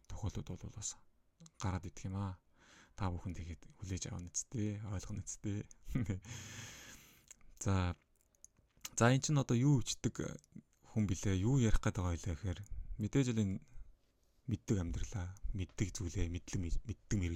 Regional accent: Mongolia; first language Mongolian; Монгол э, хэлийг бол би миний төрөлх хэл учраас маш сайн төгс эзэмшиж боддог.

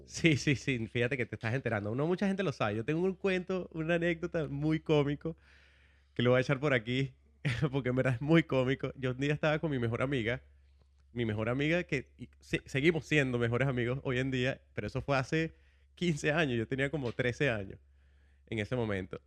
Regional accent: Caracas, Capital District, Venezuela; moved away as an adult; now in United States; un joven venezolano, vengo de Caracas, tengo en los Estados Unidos desde el 2007

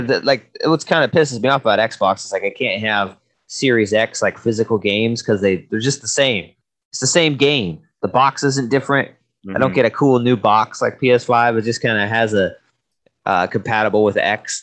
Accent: Washington, United States; we're from Washington

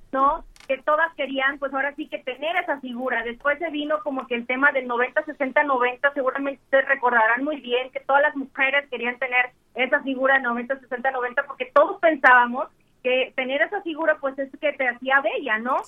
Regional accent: Mexico; aquí en mi país

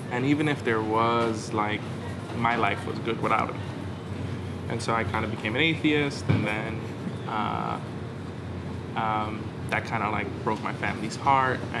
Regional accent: New York City, New York, United States; I actually grew up in this neighborhood, Stapleton, uh, maybe like five minutes away. Um, and yeah, grew up here in Staten Island, Stapleton, went to school down the block, and, uh, went to Curtis High School.

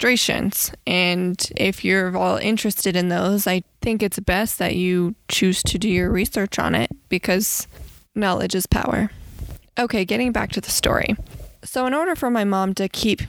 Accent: Bloomfield, New Mexico, United States; moved away; I come from Navajo Nation, the reservation off of Bloomfield, New Mexico

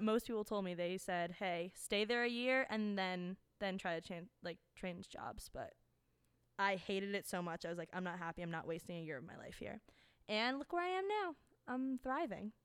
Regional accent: New Jersey, United States; also born or lived in North Carolina; coming from Jersey

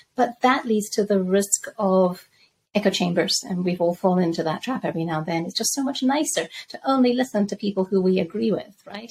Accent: Zambia; moved away; also born or lived in Spain / London; I grew up in Zambia

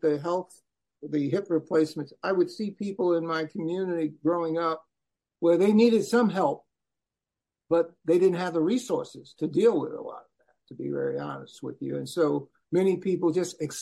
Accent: New York City, New York, United States; moved away as an adult; also born or lived in Nebraska; born and raised in Brooklyn, New York. Left there in 1969 to go to Chadron State College in northwest corner of Nebraska

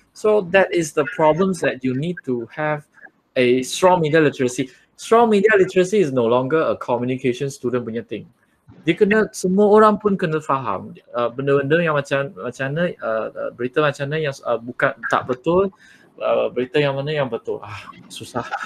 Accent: Perak, Malaysia; now in Puchong, Malaysia; asal orang Perak, uh, sekarang kat Selangor, duduk duduk uh, kat Puchong.

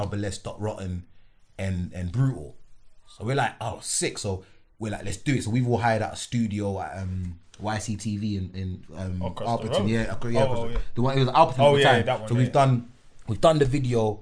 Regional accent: London, United Kingdom; I'm this kid from Northwest

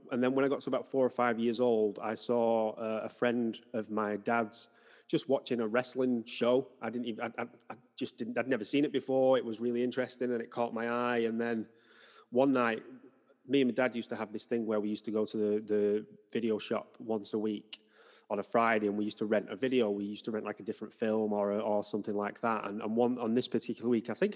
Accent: Wigan, North West England, United Kingdom; now in Salford, United Kingdom; I grew up in Wigan, which is sort of just outside Manchester.

